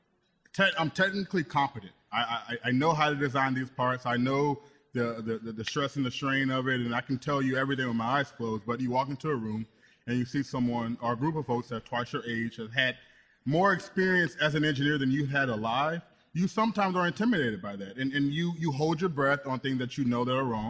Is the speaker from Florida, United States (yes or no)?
yes; Florida, United States; moved away as an adult; also born or lived in Southeast Michigan; now in Michigan, United States; I'm from Florida, born and raised